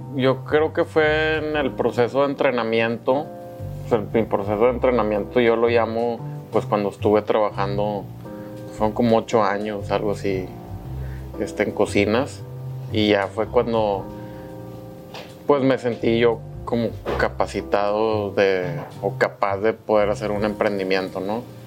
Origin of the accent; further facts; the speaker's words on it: Monterrey, Nuevo León, Mexico; Aquí soy, soy regio